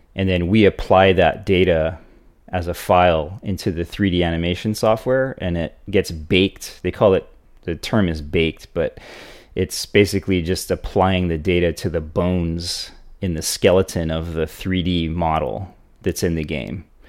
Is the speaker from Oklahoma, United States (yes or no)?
no; Hawaii, United States; growing up in Hawaii